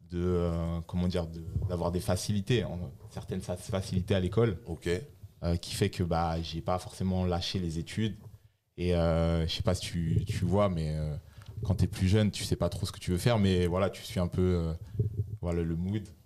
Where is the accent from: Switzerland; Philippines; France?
France; Laval, Pays de la Loire; moi, je, je viens de, je suis originaire de Laval j'ai eu une enfance euh, assez, difficile.